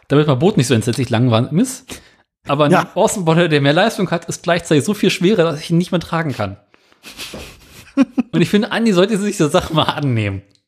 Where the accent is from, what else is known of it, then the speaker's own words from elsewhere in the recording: Germany; bei uns in Deutschland